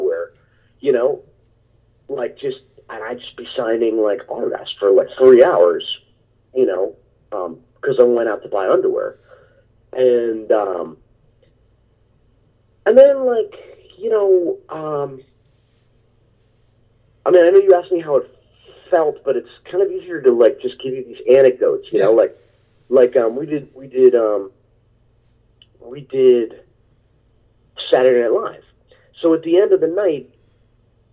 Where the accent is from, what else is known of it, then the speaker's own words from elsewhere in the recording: New Jersey, United States; moved away as an adult; also born or lived in New York City; I was like, Jersey.